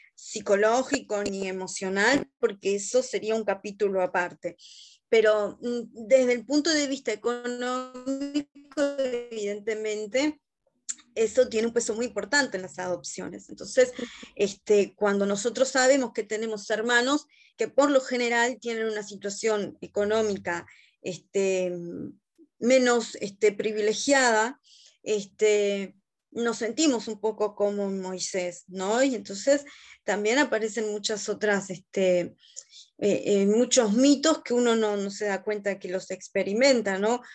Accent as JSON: {"language": "Spanish", "region": "Montevideo", "country": "Uruguay", "tie": "born or raised there", "said": "yo nací acá en Montevideo, en Uruguay, en el año 1982"}